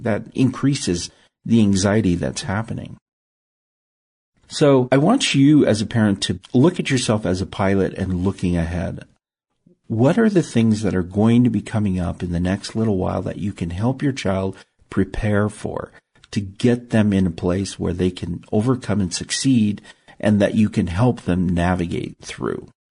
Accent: Salt Lake City, Utah, United States; also born or lived in Tonga; I grew up in Salt Lake City, Utah, which is desert

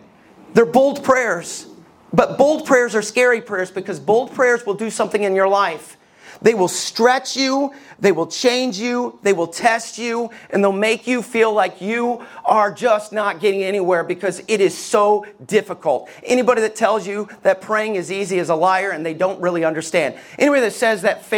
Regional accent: Somerville, Alabama, United States; I grew up in Somerville, Alabama

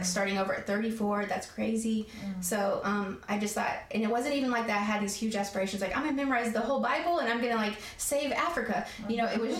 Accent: Tennessee, United States; moved away as an adult; also born or lived in Newport News, Virginia / South Carolina; I was born in Virginia, Newport News, Virginia. Okay. And so when I my mom got the divorce, that we moved to Tennessee

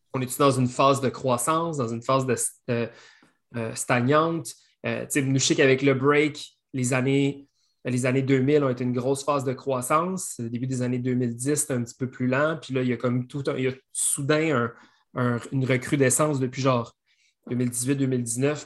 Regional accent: Belœil, Quebec, Canada; j'ai grandi à Belleuil

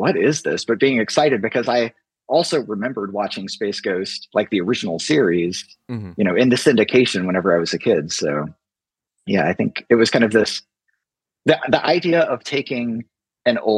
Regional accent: Southern Illinois, United States; moved away as an adult; now in Atlanta, United States; I grew up in Southern Illinois, just this impossibly small town, and then came to Atlanta to go to college

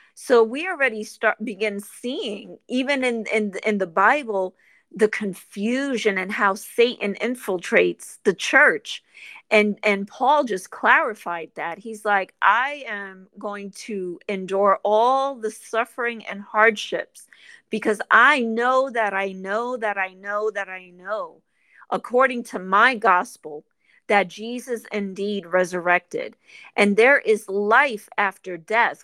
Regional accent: New York, United States; moved away; I'm from New York originally

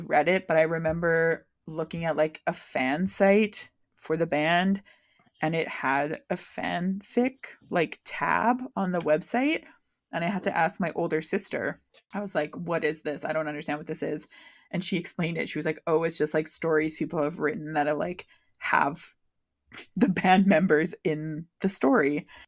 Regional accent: Canada; exposing myself as a Canadian

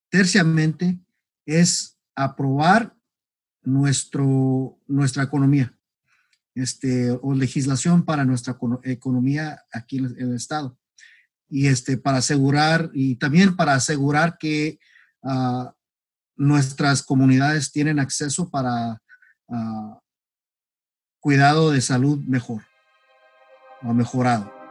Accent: McAllen, Texas, United States; now in North Carolina, United States; soy ah, americano de primera generación. Este, yo estoy nacido y criado en la ciudad de McAllen, en el estado de Texas.

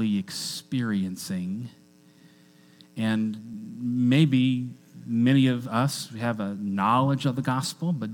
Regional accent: Washington, United States; I grew up in Washington State. And in Washington State, we're kind of known for coffee

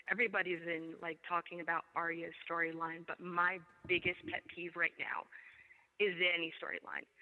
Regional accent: New York, United States; moved away; I'm from New York, actually, originally.

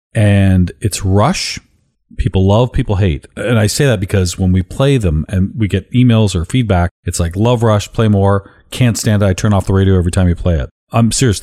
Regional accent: Canada; being Canadian

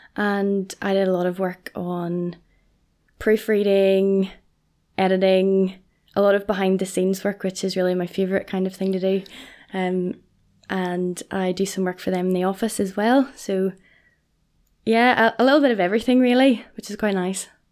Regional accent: Portadown, Northern Ireland, United Kingdom; I am from Portadown

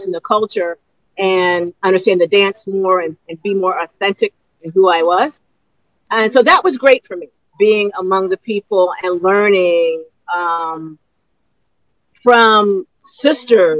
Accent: United States; as a woman, as an American

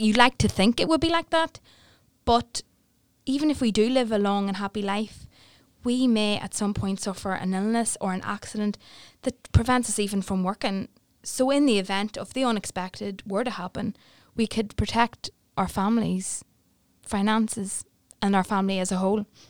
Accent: Newry, Northern Ireland, United Kingdom; I am born and bred in Newry, and I've lived here all of my life

